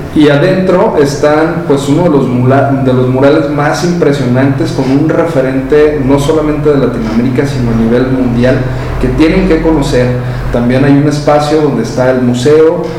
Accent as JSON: {"language": "Spanish", "region": "Jalisco", "country": "Mexico", "said": "Hay que sentirnos bien orgullosos de ser jaliscienses"}